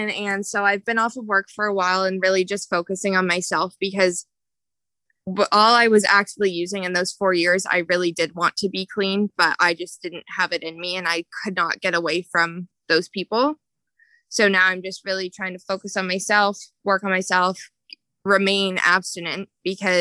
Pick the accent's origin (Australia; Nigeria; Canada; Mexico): Canada; Ontario; I grew up in Ontario, Canada